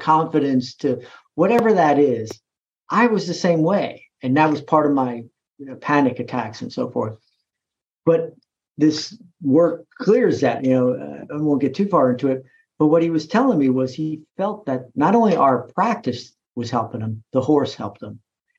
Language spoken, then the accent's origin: English; East Coast, United States; I'm from the East Coast. I've never heard, you know, it's like, okay, well, let's just think of this as exercise then.